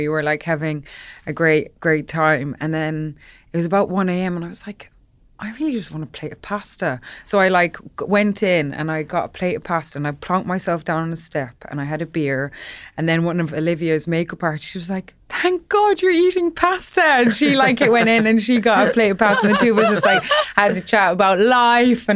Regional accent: Ireland; when I was growing up in Ireland

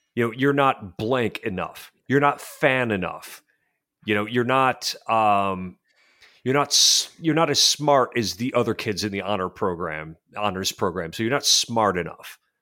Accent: Western New York, United States; I'm from Western New York

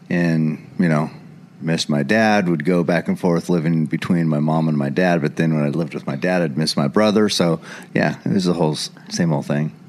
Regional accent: Eugene, Oregon, United States; I was born and raised right here in Eugene, Oregon. Lived here my whole life.

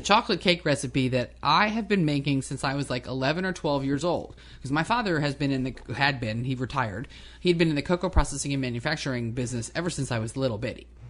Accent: New Jersey, United States; moved away; I grew up in New Jersey

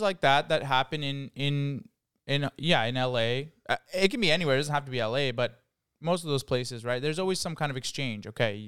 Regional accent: Ottawa, Ontario, Canada; now in Toronto, Canada; I'm from Ottawa, so I, I know there's a huge difference in how we speak

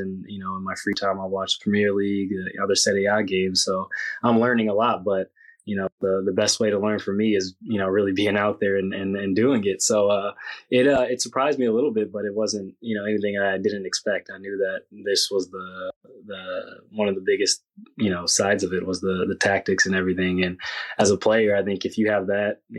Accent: United States; moved away as an adult; now in Italy; I grew up in America

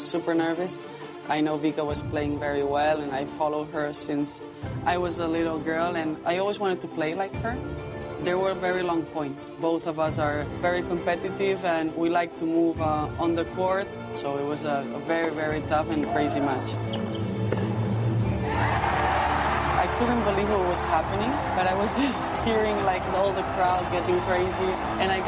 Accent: Spain; also born or lived in New York, United States; now in Madrid, Spain; I was born there and I lived until I was 7 years old. And then we decided to come back to Spain

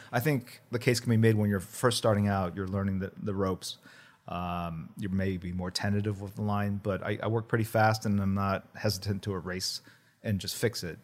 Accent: Midwest, United States; first language Korean; English is a second language; also born or lived in Korea / Warren, Ohio / Missouri; now in Los Angeles, United States; I grew up mostly in the Midwest

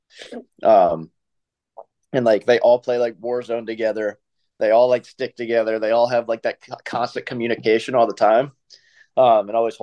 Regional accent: Columbus, Ohio, United States; I'm from Columbus

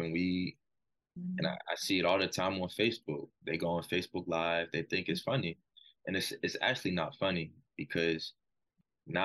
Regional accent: Stoneville, United States; moved away; If I'm from Stoneville, I walk the same halls in Hardin Middle School, Stoneville Big Red

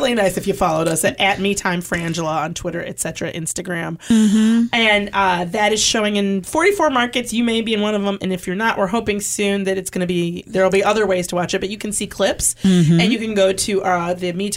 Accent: Michigan, United States; now in California, United States; I'm from Michigan

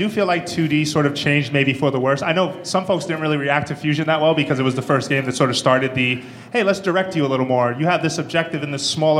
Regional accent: Puerto Rico; Soy de Puerto Rico.

